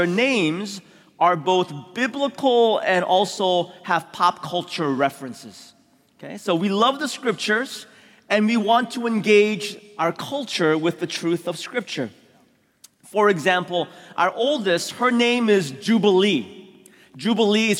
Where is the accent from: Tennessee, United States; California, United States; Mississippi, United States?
California, United States; San Francisco; also born or lived in Korea; I was born in Korea, immigrated when I was 6 years old to San Francisco.